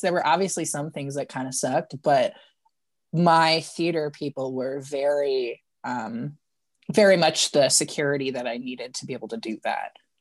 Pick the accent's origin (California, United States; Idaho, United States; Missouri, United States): Missouri, United States; St. Louis; now in Kansas City, United States; I was born in Saint Louis, Missouri